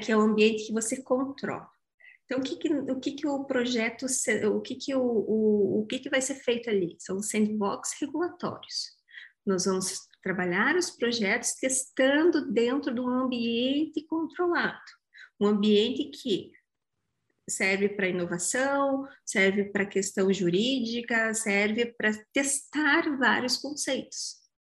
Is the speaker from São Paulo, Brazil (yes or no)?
no; Curitiba, Paraná, Brazil; Eu sou bairrista, eu sou curitibana, eu amo o Vale do Pinhão